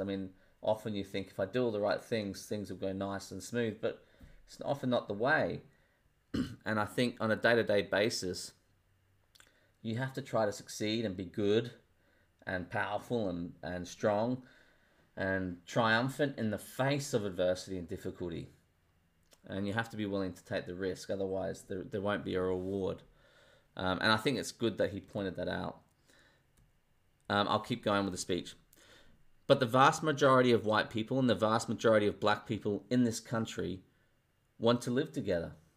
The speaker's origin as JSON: {"language": "English", "country": "Australia", "said": "I'm Australian."}